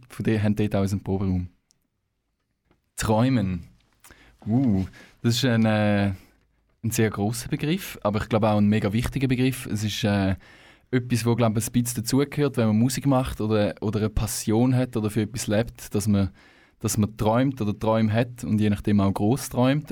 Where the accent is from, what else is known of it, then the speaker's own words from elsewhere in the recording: Thurgau, Switzerland; moved away as an adult; now in Canton of Zurich, Switzerland; wir kommen ursprünglich aus dem Thurgau. Ähm, unterdessen aber alle im Kanton Zürich ein Zuhause gefunden.